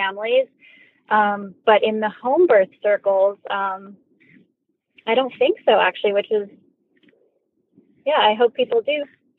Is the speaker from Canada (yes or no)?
yes; Canada; now in Raleigh, United States; I'm originally from Canada, but now I live in Raleigh, North Carolina